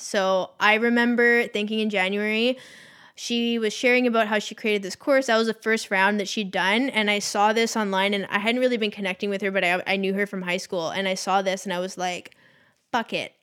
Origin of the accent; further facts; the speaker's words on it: Victoria, British Columbia, Canada; Tara and I come from Victoria